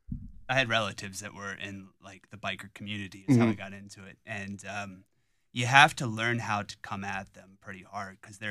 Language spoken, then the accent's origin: English; Salem, Ohio, United States; I'm from Salem, which is down by Youngstown.